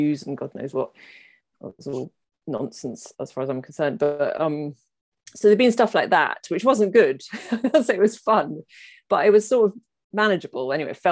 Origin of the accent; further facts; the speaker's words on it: United Kingdom; I'm British.